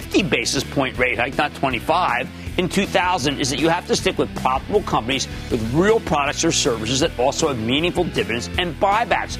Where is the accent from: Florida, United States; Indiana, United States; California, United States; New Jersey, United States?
New Jersey, United States; in my home state of New Jersey